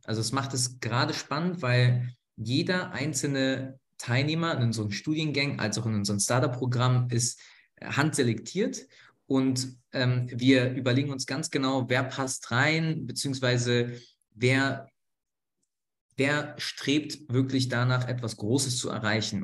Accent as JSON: {"language": "German", "region": "Berlin", "country": "Germany", "tie": "born or raised there", "said": "nach Berlin, in meine Heimatstadt"}